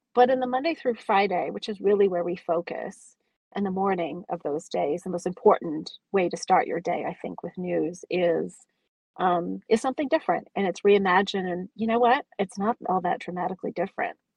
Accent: California, United States; I grew up in California

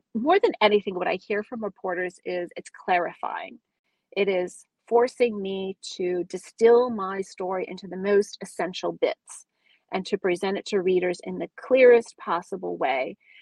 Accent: California, United States; I grew up in California

